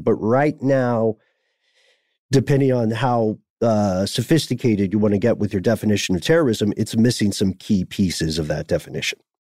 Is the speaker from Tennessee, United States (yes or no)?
yes; Nashville, Tennessee, United States; my hometown